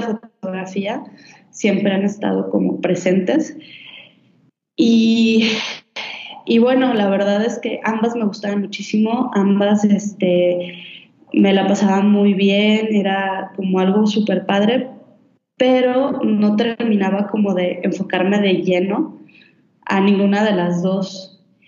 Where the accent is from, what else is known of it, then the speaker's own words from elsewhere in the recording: Guadalajara, Jalisco, Mexico; moved away; yo soy de Guadalajara